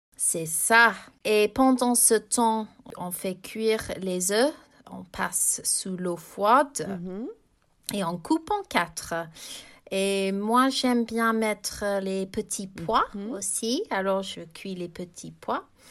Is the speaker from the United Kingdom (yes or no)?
yes; England, United Kingdom; j'ai grandi en Angleterre.